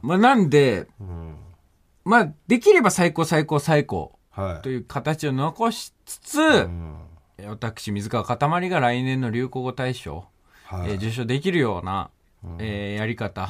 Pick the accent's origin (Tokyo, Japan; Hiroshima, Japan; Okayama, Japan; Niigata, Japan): Okayama, Japan; born or raised there